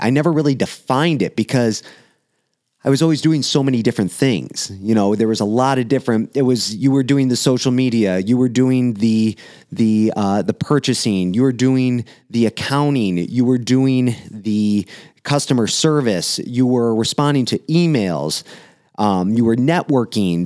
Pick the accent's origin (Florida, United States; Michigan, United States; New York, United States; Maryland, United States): Michigan, United States; Romeo; in my hometown, downtown Romeo here